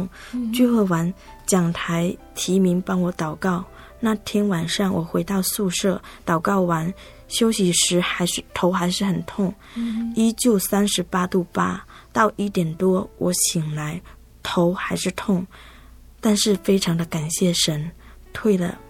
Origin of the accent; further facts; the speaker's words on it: Zhangpu, Fujian, China; moved away as an adult; also born or lived in Taiwan; 我来自福建漳浦。